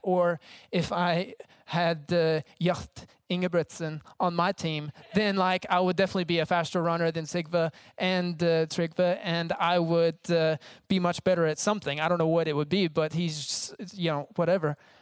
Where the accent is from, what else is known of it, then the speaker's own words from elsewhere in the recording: United States; I'm from America